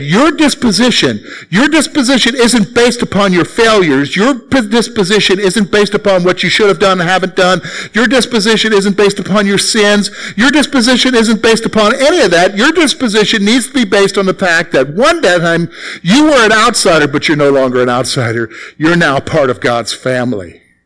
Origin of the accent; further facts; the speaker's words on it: the Carolinas, United States; moved away as an adult; now in Pennsylvania, United States; I'm from the Carolinas. All right? So I'm not from around here.